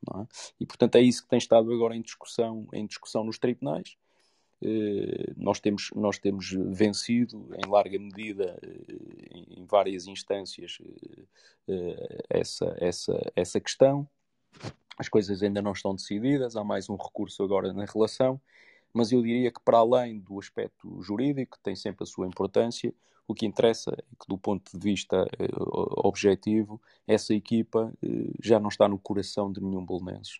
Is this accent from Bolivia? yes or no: no; Porto, Norte, Portugal; moved away as an adult; now in Lisbon, Portugal; sou da cidade do Porto. Vivi no Porto até aos 18, 19 anos e, e depois vim, vim para Lisboa